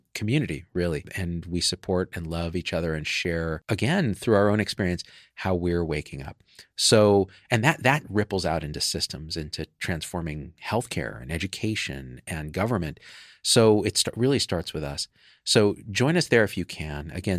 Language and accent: English; Manitoba, Canada; I'm from Manitoba. You may have heard of it.